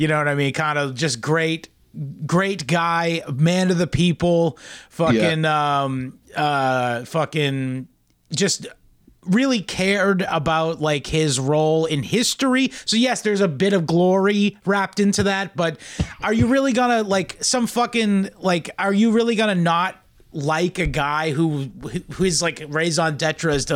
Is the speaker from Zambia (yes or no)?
no; Norfolk County, Massachusetts, United States; I was born in Norfolk County, Massachusetts